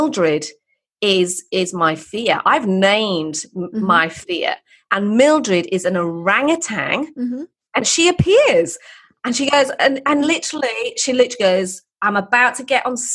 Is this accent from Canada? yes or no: no; England, United Kingdom; I'm English. There's English heritage too. So I've got those ancestral north of England, poor kid voices